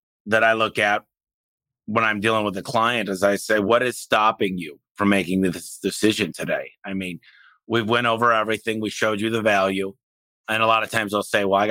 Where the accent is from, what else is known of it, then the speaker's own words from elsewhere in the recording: Detroit, Michigan, United States; moved away; I came from Detroit. I didn't have a lot